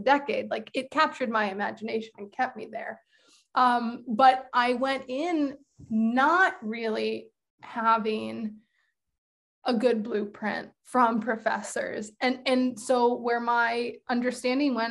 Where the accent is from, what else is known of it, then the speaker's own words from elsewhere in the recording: East Coast, United States; also born or lived in Michigan / New York City; now in Detroit, United States; I'm from the East Coast originally